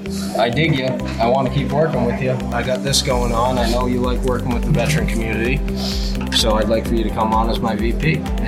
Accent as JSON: {"language": "English", "region": "Rhode Island", "country": "United States", "tie": "born or raised there", "said": "this is my my hometown."}